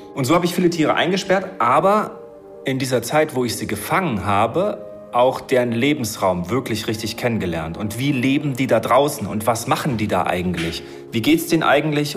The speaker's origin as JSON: {"language": "German", "country": "Germany", "tie": "born or raised there", "said": "Ich bin ja in der DDR aufgewachsen"}